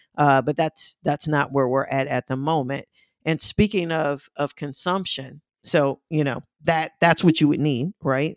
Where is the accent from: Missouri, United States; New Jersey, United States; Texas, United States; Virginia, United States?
Missouri, United States; St. Louis; moved away; I'm originally from Saint Louis